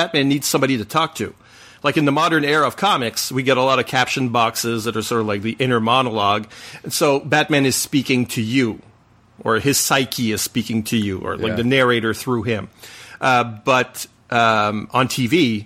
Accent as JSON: {"language": "English", "country": "Canada", "first_language": "French", "second_language": "English"}